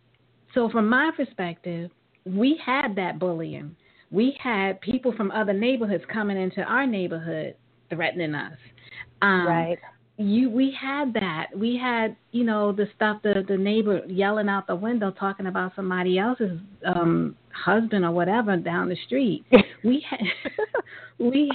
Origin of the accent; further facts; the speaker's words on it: New York, United States; growing up in New York